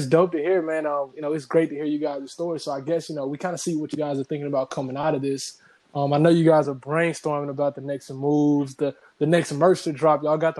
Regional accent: Memphis, Tennessee, United States; moved away as an adult; Me being I'm from Memphis. I've only been here for 2 months.

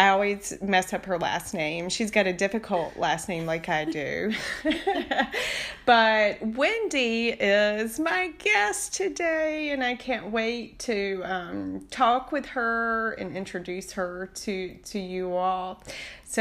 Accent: Beaufort County, Eastern North Carolina, United States; accent: North Carolina; now in Fayetteville, United States; I am an Eastern North Carolina native raised on the beautiful shores of the Pamlico River in Beaufort County.

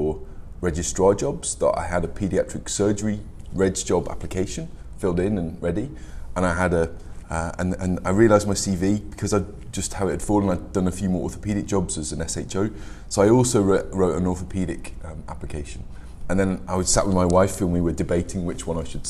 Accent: Birmingham, West Midlands, United Kingdom; moved away as an adult; now in Liverpool, United Kingdom; Originally, I came from Birmingham, and I went to a very normal comprehensive school

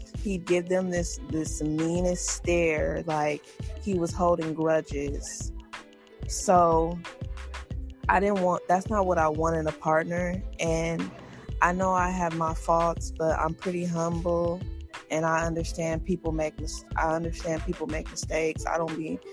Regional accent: United States; being African American in America

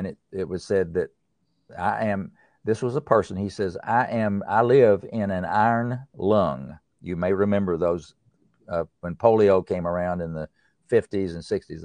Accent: East Tennessee, United States; I'm from the East Tennessee, up in the mountains. I grew up in a valley

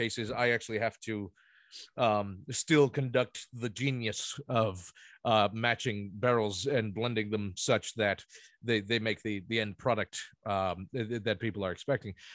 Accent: Ocean Township, New Jersey, United States; moved away; I grew up in Ocean Township, but that is right next to the township over there.

